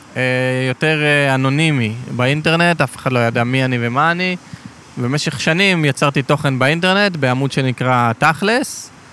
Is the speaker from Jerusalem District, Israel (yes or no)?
no; Ashkelon, Southern District, Israel; גדלתי בשכונת עוני בעתיקות באשקלון